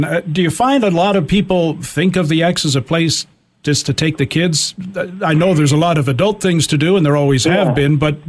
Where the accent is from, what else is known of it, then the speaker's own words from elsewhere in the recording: Toronto, Ontario, Canada; As a kid growing up in Toronto